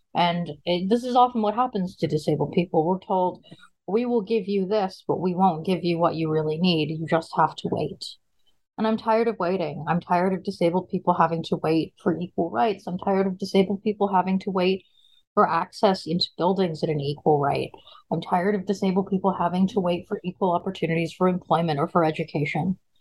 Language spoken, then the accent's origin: English; Seattle, Washington, United States; also born or lived in Brooklyn, New York; I grew up uh, in a combination of Seattle, Washington, and Brooklyn, New York. Uh, I was raised in the gay community of Seattle primarily.